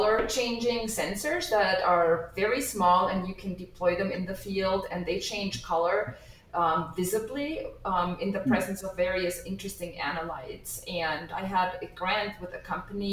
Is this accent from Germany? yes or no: yes; Germany; moved away as an adult; also born or lived in New York, United States; now in Nebraska, United States; I was born and raised in Germany, and I came to the United States to obtain my degree